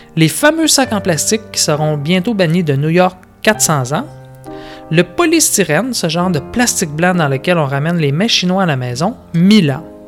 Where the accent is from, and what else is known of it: Quebec, Canada